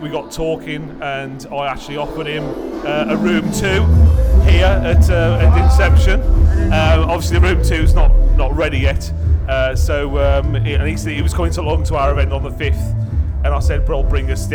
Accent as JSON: {"language": "English", "town": "Tipton", "region": "West Midlands", "country": "United Kingdom", "said": "I'm originally from Tipton"}